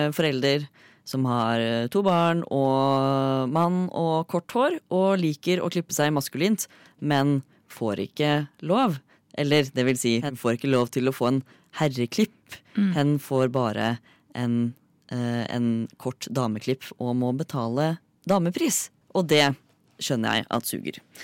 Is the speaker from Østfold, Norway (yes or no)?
yes; Fredrikstad, Østfold, Norway; moved away; hjemme i Fredrikstad